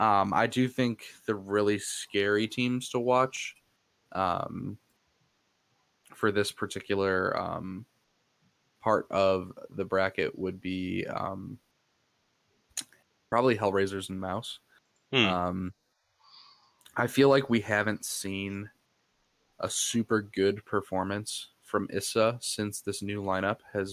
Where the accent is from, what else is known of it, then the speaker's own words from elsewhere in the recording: United States; I'm an American